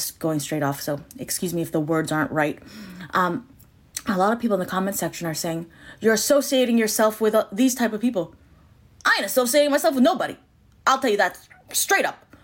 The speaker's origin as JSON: {"language": "English", "country": "Canada", "said": "I'm your Canadian, Asian, Latina bestie."}